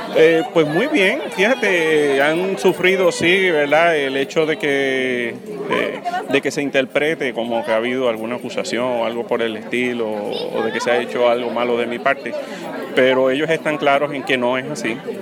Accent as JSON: {"language": "Spanish", "town": "Utuado", "country": "Puerto Rico", "tie": "born or raised there", "said": "la gente de, mi pueblo, el pueblo que me vio crecer"}